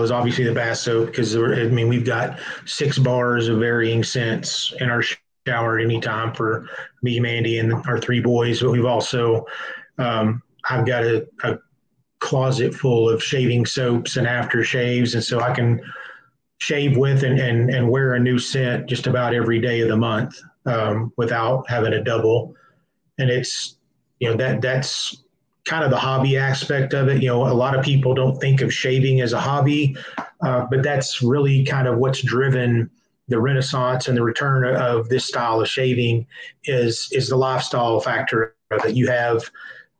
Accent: Subiaco, Arkansas, United States; I grew up in Subiaco. I know the challenges that come with living in rural Arkansas.

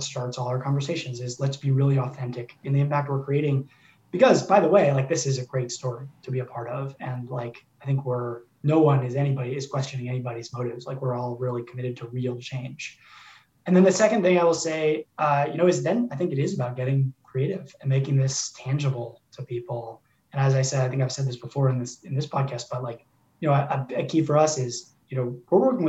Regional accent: Oakland, California, United States; we grew up in Oakland, California

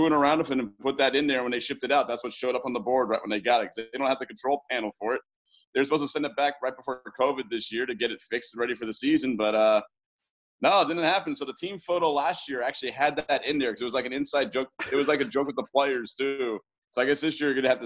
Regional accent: East Bay, California, United States; San Lorenzo, Pleasanton, Hayward. I've always been here in the Bay Area.

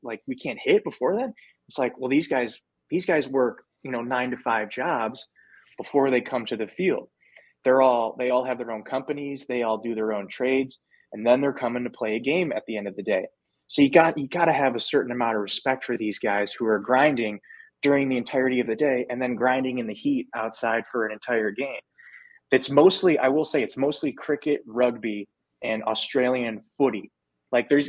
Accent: United States; I'm from America

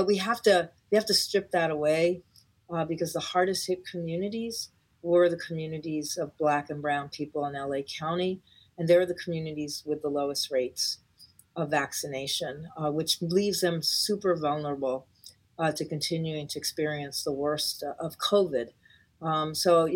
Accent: Puerto Rico; now in Los Angeles, United States; I'm from Puerto Rico

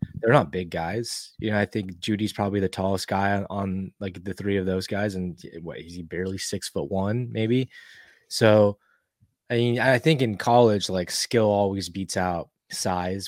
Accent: Texas, United States; for myself and for Toss and for Quan, you know, we all grow up in Texas

